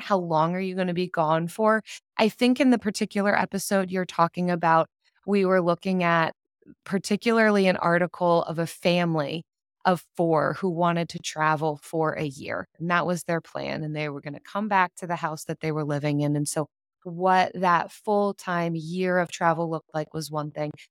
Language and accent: English; United States; I'm from the United States